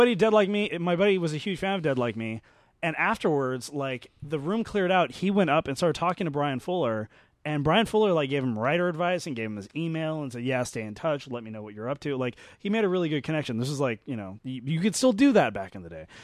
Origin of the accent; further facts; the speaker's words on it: Glendale, California, United States; I'm from Glendale.